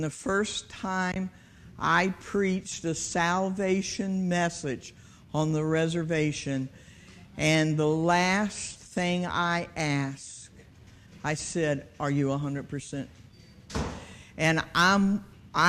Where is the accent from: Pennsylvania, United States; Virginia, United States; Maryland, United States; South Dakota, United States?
Virginia, United States; Hampton; I'm from Fox Hill